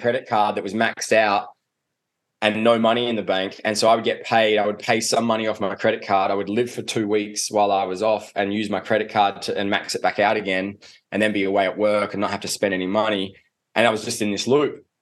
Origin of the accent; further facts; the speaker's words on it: Adelaide, South Australia, Australia; I grew up in Adelaide. Uh, and down in Adelaide, we don't even have rugby.